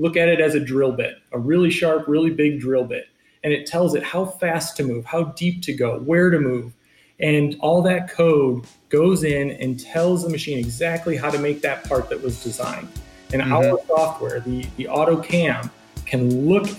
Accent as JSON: {"language": "English", "region": "Michigan", "country": "United States", "tie": "born or raised there", "moved": "yes", "said": "coming from Michigan and growing up in Michigan"}